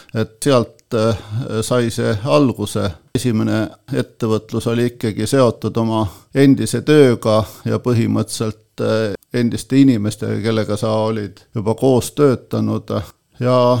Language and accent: Estonian; Põltsamaa, Jõgeva County, Estonia; ma olen sündinud äh, Põltsamaal, üles kasvanud Põltsamaal, koolis käinud Põltsamaal